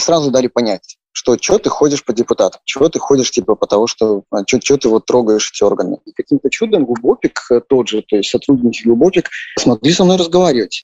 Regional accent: Minsk, Belarus; moved away as an adult; из Минска

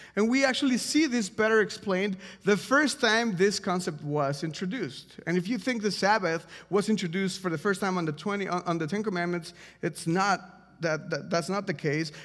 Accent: Mexico; now in Washington, D.C., United States; I'm from Mexico, if you don't know this, and, um, before I moved to America

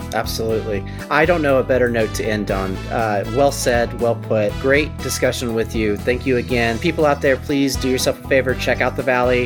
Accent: Louisiana, United States; now in Los Angeles, United States; I'm from Louisiana

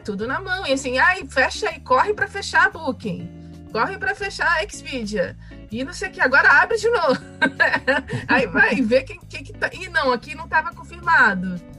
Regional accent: Rio de Janeiro, Brazil; eu sou do Rio, né? No Rio de Janeiro

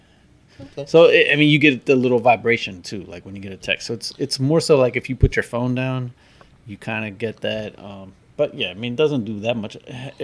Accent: United States; we're American.

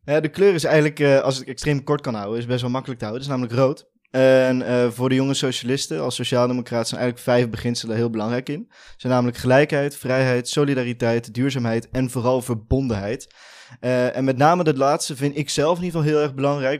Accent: Veldhoven, North Brabant, Netherlands; ik kom uit Veldhoven, is een dorpje naast Eindhoven.

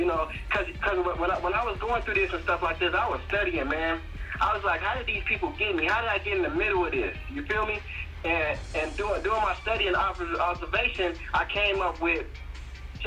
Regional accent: Chicago, Illinois, United States; I'm from Chicago.

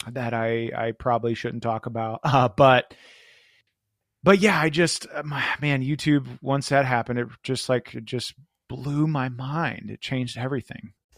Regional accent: Florida, United States; I was from Florida

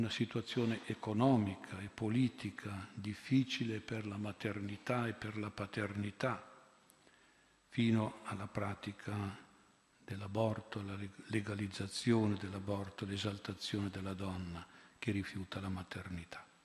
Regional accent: Milan, Lombardy, Italy; Io vengo da Milano, 25 anni fa, mi ricordo, l'oratorio era pieno di figli unici e di figlie uniche.

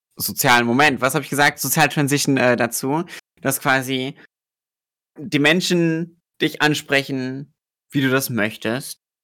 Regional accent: Germany; ich komme aus Deutschland

